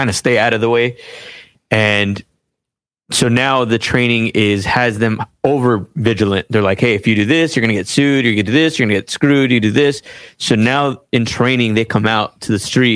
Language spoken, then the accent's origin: English; Los Angeles, California, United States; I grew up in Boyle Heights.